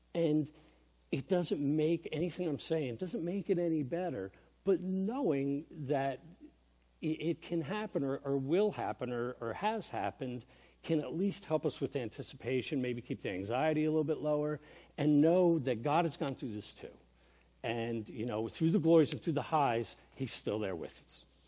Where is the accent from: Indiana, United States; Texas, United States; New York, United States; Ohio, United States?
New York, United States; also born or lived in Vernon, New Jersey; growing up in New York